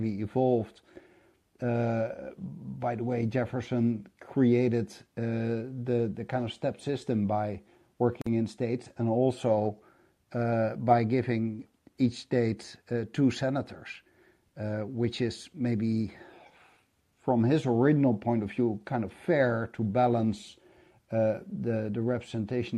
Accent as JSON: {"language": "English", "country": "Netherlands"}